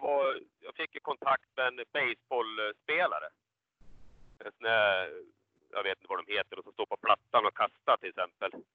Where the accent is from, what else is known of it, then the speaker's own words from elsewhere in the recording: Falun, Dalarna County, Sweden; Jag är ju född i Falun